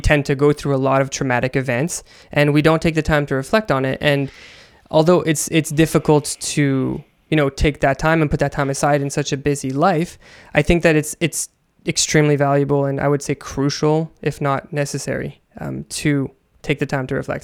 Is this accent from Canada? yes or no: yes; Canada; I come from Canada